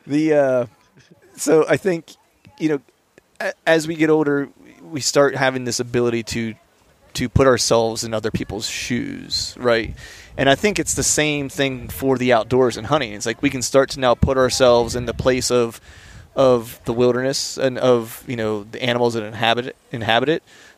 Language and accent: English; Pennsylvania, United States; we grew up in Pennsylvania